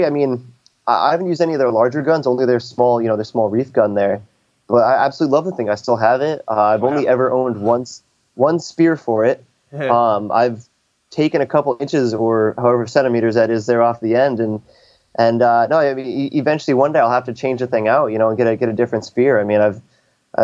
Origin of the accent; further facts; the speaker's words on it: upstate New York, United States; moved away as an adult; also born or lived in California / San Diego; I actually grew up in upstate New York. So I am from the States, by the way, but yeah, I grew up in upstate New York